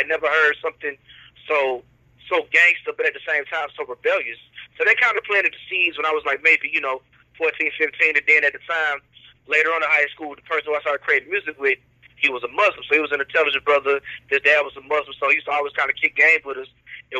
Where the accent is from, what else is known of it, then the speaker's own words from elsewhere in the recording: Oklahoma, United States; moved away as an adult; now in Louisiana, United States; I moved to Louisiana from Oklahoma back in 2002.